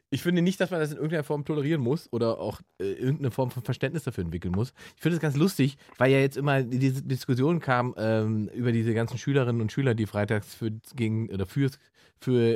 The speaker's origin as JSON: {"language": "German", "region": "Saxony-Anhalt", "country": "Germany", "said": "Ich komme nie aus dem Wald, ich komme aus Sachsen-Anhalt, wobei da gab es auch einen Wald, ja."}